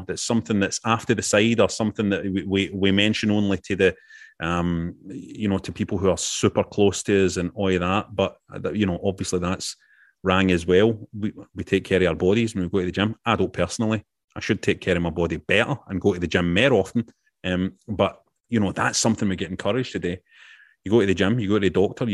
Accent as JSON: {"language": "English", "country": "United Kingdom", "said": "As British wrestling fans"}